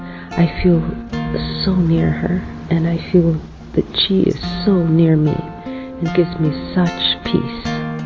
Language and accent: English; Colombia; I'm from Colombia.